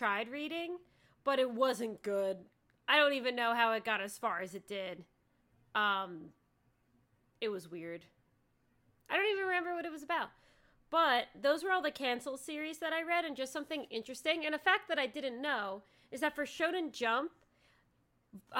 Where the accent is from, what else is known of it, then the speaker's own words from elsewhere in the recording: United States; I'm an American